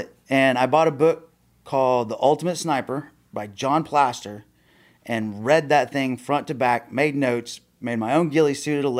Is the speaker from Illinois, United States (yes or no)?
no; Oklahoma City, Oklahoma, United States; I'm an Okie, born and bred.